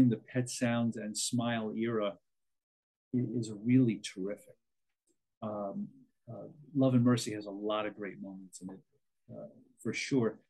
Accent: New York, United States; born or raised there

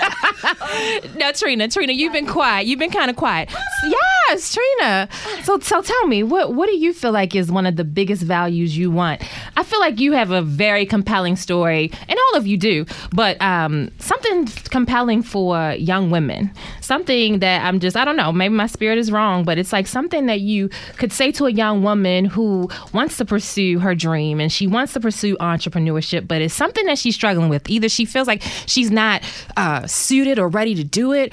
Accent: Baltimore, Maryland, United States; I'm from Baltimore

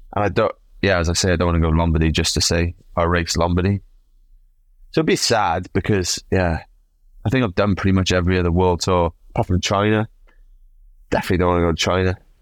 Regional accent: Wales, United Kingdom; I come from Wales, mate. Like, we like a drink

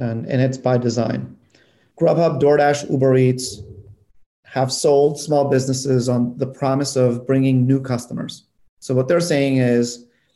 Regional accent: North Macedonia; moved away; I come from Europe. I was born in Macedonia

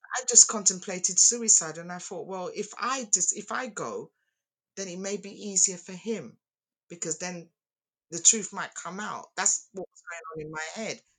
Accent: London, United Kingdom; accent: Cockney; also born or lived in Dominica; once we moved to Hackney, I was a Hackney girl and a Cockney girl

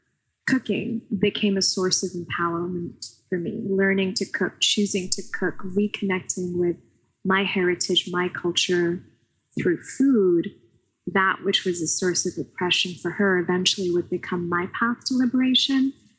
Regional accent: Pakistan; I grew up in Pakistan, but I had a relatively good education there.

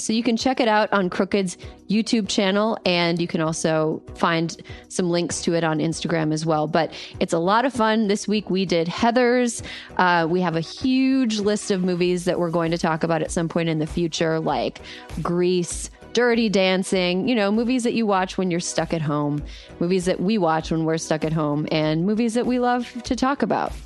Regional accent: Midwest, United States; As a Midwesterner

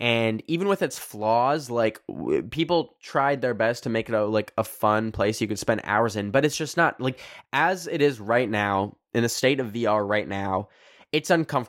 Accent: Red Deer, Alberta, Canada; I grew up in Red Deer, which is between these two big cities, Edmonton and Calgary, which are both like population a million people.

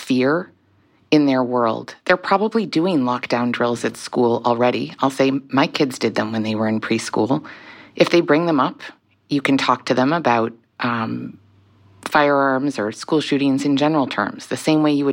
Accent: Rhode Island, United States; my home state of Rhode Island

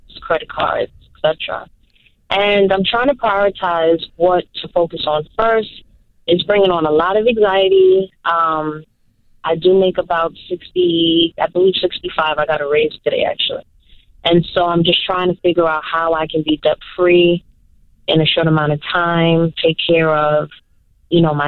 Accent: New York City, New York, United States; I'm actually from New York City

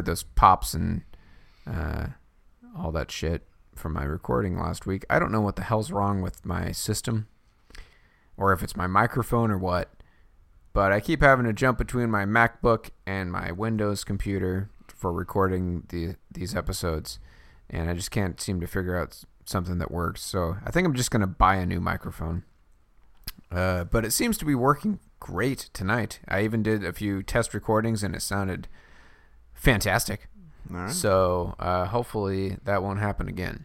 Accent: Texas, United States; moved away; I remember growing up in Texas in elementary school

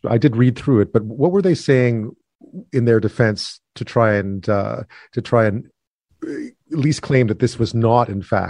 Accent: Canada; That came as a surprise to me as a Canadian

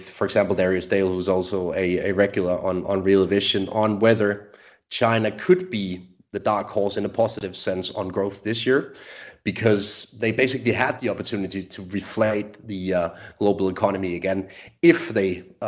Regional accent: Denmark; So I'm born and raised in Denmark, still live in Scandinavia

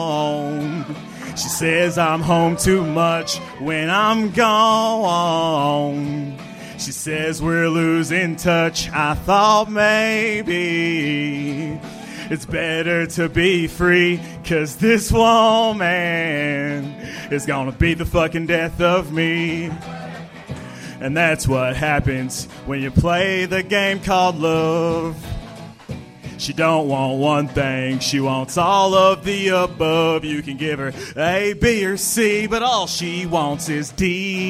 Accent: Kansas, United States; Yeah, I'm from Kansas, dude.

